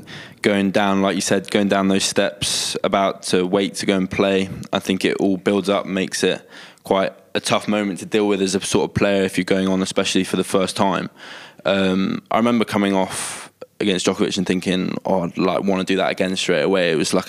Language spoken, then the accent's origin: English; United Kingdom; especially being British